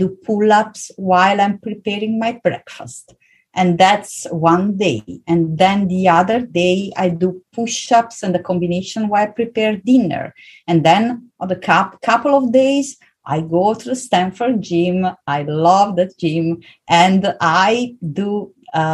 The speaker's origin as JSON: {"language": "English", "region": "Southern Italy", "country": "Italy", "tie": "born or raised there", "also_born_or_lived": "Vienna, Austria", "moved": "as an adult", "said": "I was born and raised in South Italy"}